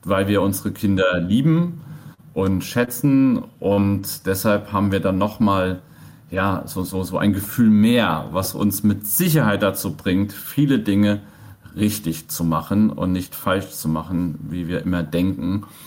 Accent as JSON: {"language": "German", "country": "Germany", "tie": "born or raised there", "said": "Ich bin auf dem Dorf groß geworden"}